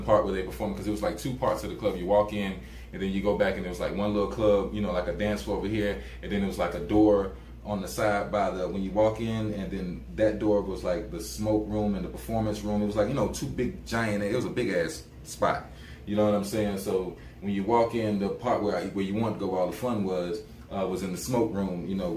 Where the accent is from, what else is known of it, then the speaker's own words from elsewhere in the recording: Columbia, South Carolina, United States; my city in my hometown, Columbia, South Carolina